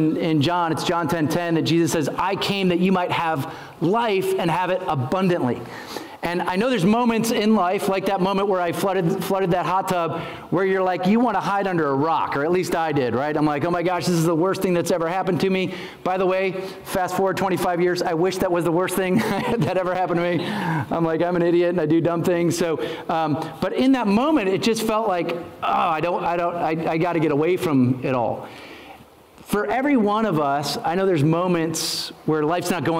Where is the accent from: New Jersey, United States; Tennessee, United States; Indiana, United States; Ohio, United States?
Ohio, United States; moved away as an adult; also born or lived in Lenawee County, Michigan; my wife and I grew up in Ohio